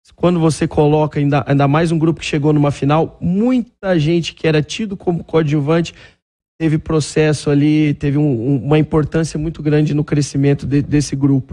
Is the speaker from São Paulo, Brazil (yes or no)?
yes; Franca, São Paulo, Brazil; eu sou natural de Franca